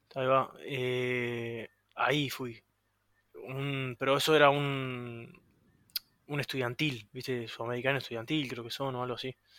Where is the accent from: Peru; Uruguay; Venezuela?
Uruguay; also born or lived in Florida